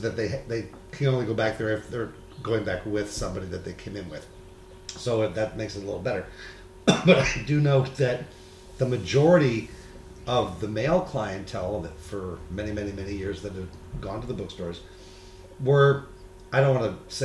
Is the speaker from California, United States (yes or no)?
yes; San Diego, California, United States; I'm from San Diego